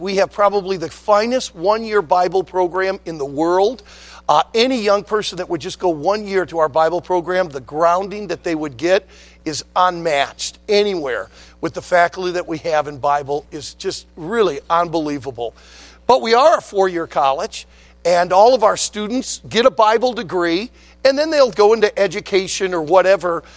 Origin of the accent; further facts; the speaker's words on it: West Bloomfield, Michigan, United States; also born or lived in Leland, Michigan / Traverse City area, Michigan; I was born and raised in the Detroit area, in the uh, West Bloomfield area of Detroit